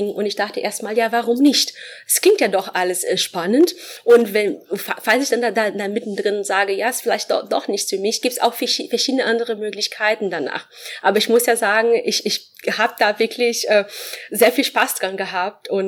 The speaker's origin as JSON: {"language": "German", "country": "Brazil", "second_language": "German", "moved": "as an adult", "lives_now": "Frankfurt, Germany", "said": "Ich komme ursprünglich aus Brasilien."}